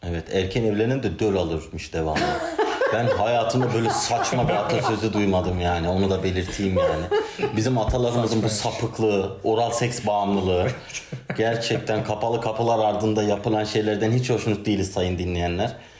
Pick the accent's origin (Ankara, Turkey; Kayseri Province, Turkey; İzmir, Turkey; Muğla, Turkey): Ankara, Turkey; ben Ankaralıyım.